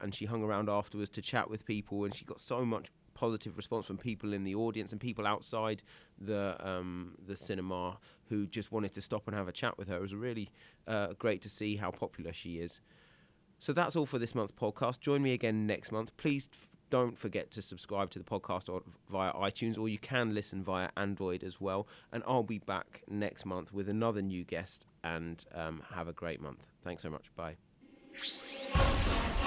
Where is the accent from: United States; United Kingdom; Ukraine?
United Kingdom; Northern Ireland; an young Indian girl growing up in Northern Ireland